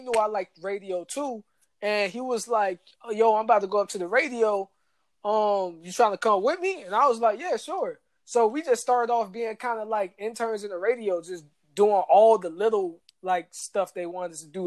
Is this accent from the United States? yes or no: yes; Atlanta, Georgia, United States; moved away as an adult; also born or lived in Washington, D.C.; growing up in Atlanta